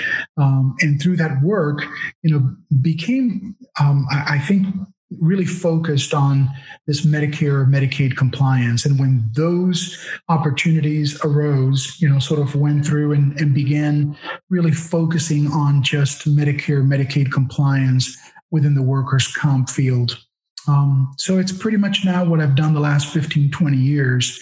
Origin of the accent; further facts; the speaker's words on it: Miami, Florida, United States; also born or lived in Havana, Cuba / Madrid, Spain; So we grew up in Miami, went to junior high and high school in Miami